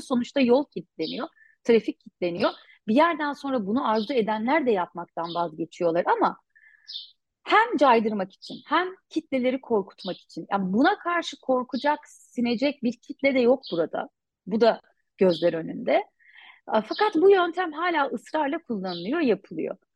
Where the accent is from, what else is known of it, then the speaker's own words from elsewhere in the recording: Cizre, Şırnak Province, Turkey; Cizre'liyim. Çocukluğum buralarda geçti tabii. İlk gençliğim de öyle. İlkokul, ortaokul, lise yıllarım burada geçti